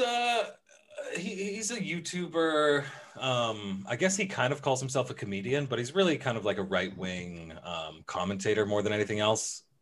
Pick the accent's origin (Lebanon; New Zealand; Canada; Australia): Canada; I'm from Canada